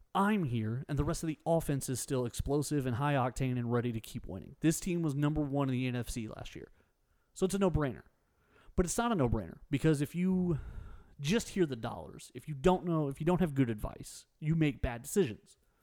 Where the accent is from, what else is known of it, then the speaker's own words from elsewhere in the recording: Texas, United States; I'm very Texan.